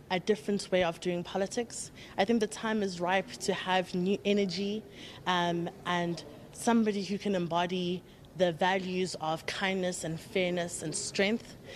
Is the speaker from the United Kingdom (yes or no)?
no; South Africa; I'm a South African who understands the realities of what it means to have family members who are still shackled by the oppression of apartheid